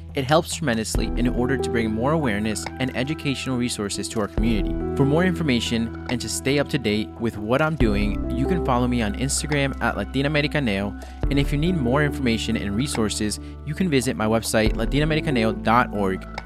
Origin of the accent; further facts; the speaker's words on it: Guatemala; from my home country